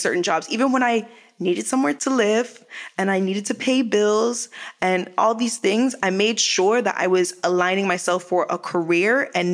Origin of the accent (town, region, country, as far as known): Canada; moved away as an adult; also born or lived in Jamaica (heritage); now in Los Angeles, United States